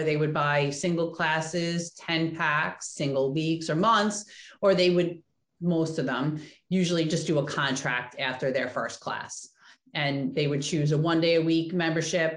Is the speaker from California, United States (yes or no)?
yes; Oceanside, California, United States; I grew up in Oceanside